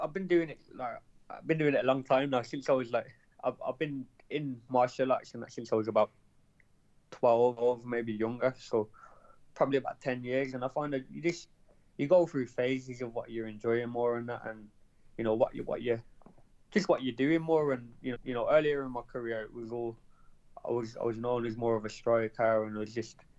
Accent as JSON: {"language": "English", "town": "Birmingham", "region": "West Midlands", "country": "United Kingdom", "tie": "born or raised there", "said": "in Birmingham, my hometown"}